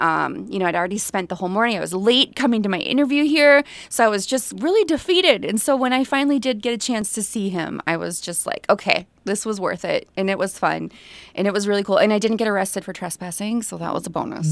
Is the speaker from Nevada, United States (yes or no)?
no; Staples, Minnesota, United States; I grew up in Staples